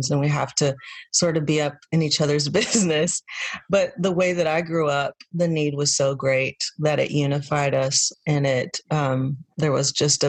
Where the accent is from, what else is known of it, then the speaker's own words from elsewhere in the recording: Texas, United States; now in Nashville, United States; I was born and raised in Texas